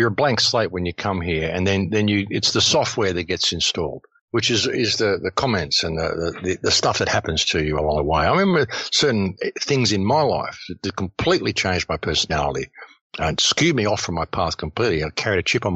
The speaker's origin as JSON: {"language": "English", "town": "Adelaide", "region": "South Australia", "country": "Australia", "tie": "born or raised there", "said": "I grew up on Diagonal Road, Adelaide"}